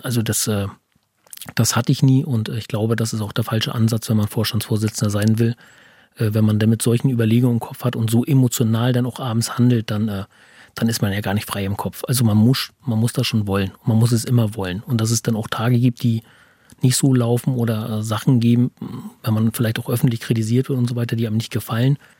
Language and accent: German; Teterow, Mecklenburg-Vorpommern, Germany; ich bin gebürtiger Tetroer